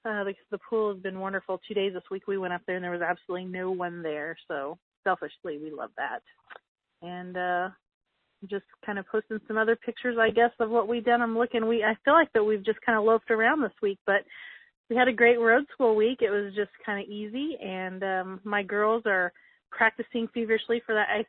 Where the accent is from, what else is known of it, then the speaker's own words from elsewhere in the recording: Indiana, United States; moved away as an adult; Indiana, back where we're from